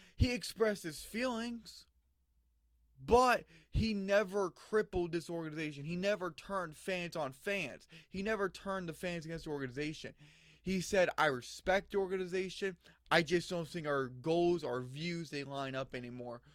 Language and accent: English; Phoenix, Arizona, United States; they're my hometown team